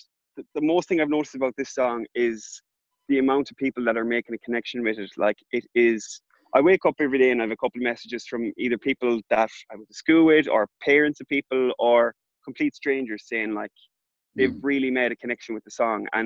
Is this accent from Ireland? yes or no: yes; Ballinrobe, Connacht, Ireland; moved away; back in Ballinrobe, my hometown